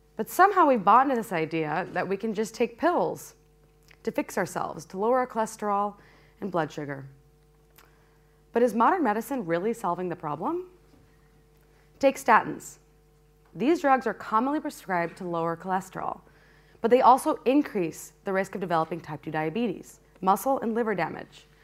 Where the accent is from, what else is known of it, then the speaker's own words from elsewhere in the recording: Peoria, Illinois, United States; When I was a kid growing up in Peoria